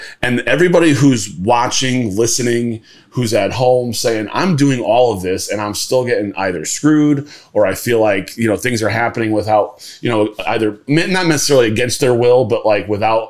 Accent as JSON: {"language": "English", "region": "Connecticut", "country": "United States", "tie": "born or raised there", "said": "So, yeah, I grew up in Connecticut."}